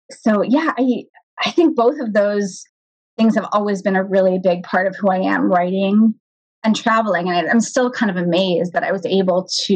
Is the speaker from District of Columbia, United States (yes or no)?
no; Los Angeles, California, United States; first language Hebrew; English is a second language; now in Northern California, United States; it was really very much a first generation experience growing up in Los Angeles.